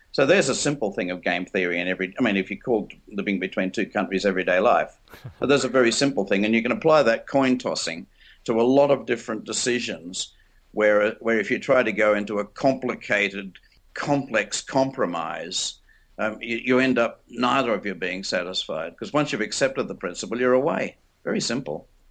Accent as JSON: {"language": "English", "country": "Australia", "also_born_or_lived": "England", "said": "I'm Australian"}